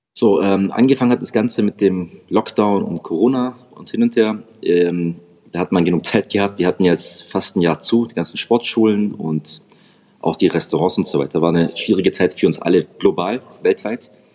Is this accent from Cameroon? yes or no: no; Reutlingen, Baden-Württemberg, Germany; ich komme aus dem Schwabenländle, Reutlingen bei Stuttgart